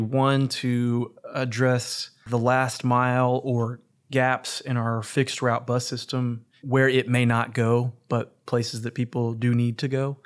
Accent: Norman, Oklahoma, United States; also born or lived in Dallas; growing up in Norman, right near the railroad tracks as well

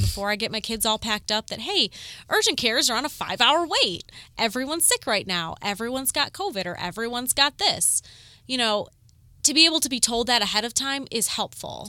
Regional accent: Corduroy Road, Ohio, United States; I grew up on Corduroy Road

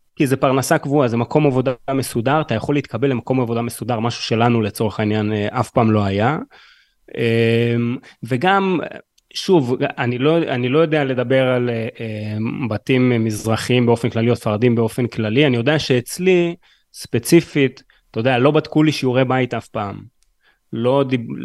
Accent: Haifa, Haifa District, Israel; אני גם בא מהמשפחה הכי קשוחה בשפרינצק

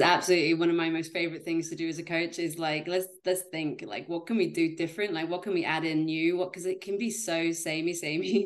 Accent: Yorkshire and the Humber, United Kingdom; moved away as an adult; also born or lived in Leeds / Edinburgh; I'm from Yorkshire in Great Britain

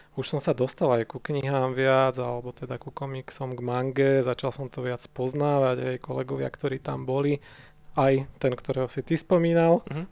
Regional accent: Nové Mesto nad Váhom, Trenčín Region, Slovakia; now in Bratislava, Slovakia; Ja som konkrétne z Nového mesta nad Váhom

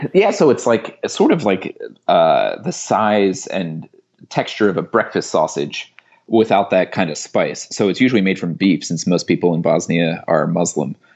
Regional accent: United States; as an American who doesn't speak French

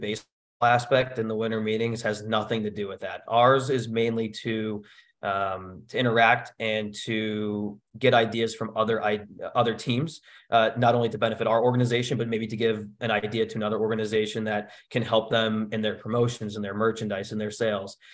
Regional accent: Norwich, Connecticut, United States; I grew up in Norwich, Connecticut

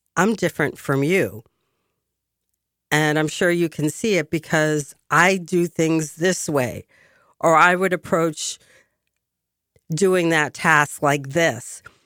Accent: Boston, Massachusetts, United States; also born or lived in France; my hometown

